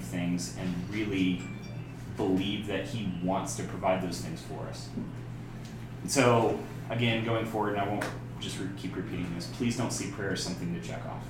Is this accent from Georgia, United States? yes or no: no; Oklahoma, United States; I come from Oklahoma